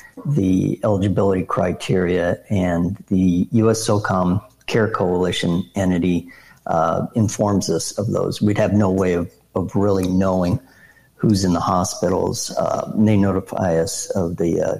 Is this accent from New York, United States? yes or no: no; South Dakota, United States; my home state, South Dakota